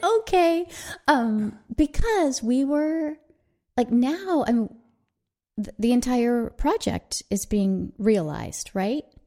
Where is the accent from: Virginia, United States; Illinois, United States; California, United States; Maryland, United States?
California, United States; Southern; we grew up in Southern California.